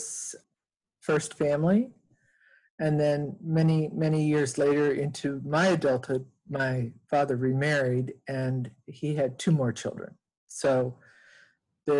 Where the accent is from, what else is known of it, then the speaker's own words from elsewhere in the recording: Montana, United States; I grew up in the state of Montana. And in a small town between Helena and Butte on the Continental Divide.